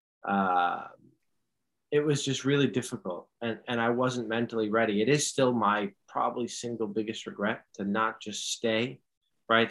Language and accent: English; New York City, New York, United States; also born or lived in Dortmund, Germany; I grew up in New York City